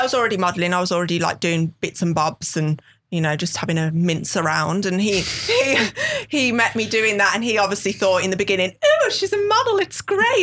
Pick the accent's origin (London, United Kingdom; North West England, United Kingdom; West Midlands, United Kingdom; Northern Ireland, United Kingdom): West Midlands, United Kingdom; Birmingham; accent: thick Birmingham; I'm from Birmingham, and I do have a Birmingham accent